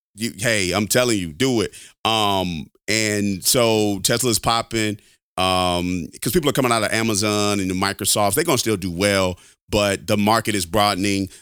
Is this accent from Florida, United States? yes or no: no; Alabama, United States; I'm from Alabama. I'm a Alabama boy, man, through and through